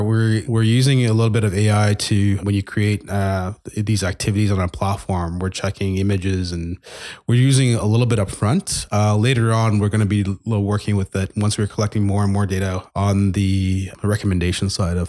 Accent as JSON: {"language": "English", "town": "Montreal", "region": "Quebec", "country": "Canada", "tie": "born or raised there", "moved": "yes", "lives_now": "Edmonton, Canada", "said": "I grew up in Montreal."}